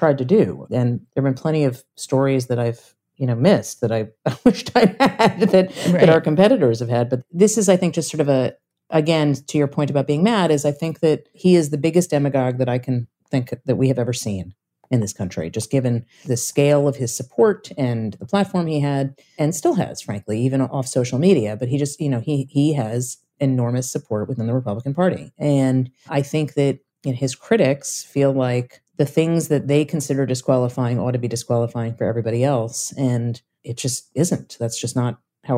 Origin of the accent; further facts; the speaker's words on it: New York, United States; I'm from New York and I covered New York politics for a very long time